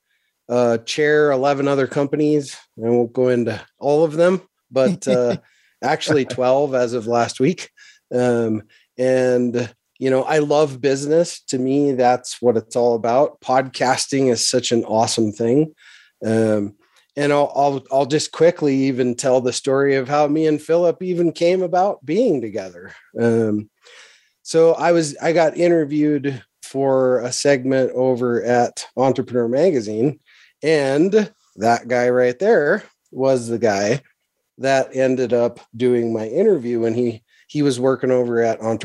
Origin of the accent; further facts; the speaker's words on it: Montana, United States; I'm a Montana kid. I grew up in Montana on a farm